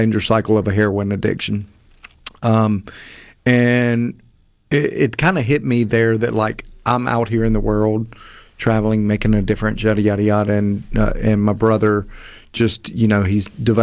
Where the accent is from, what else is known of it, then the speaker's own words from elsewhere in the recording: Hattiesburg, Mississippi, United States; I'm originally from Hattiesburg, grew up in a good, loving, well-respected family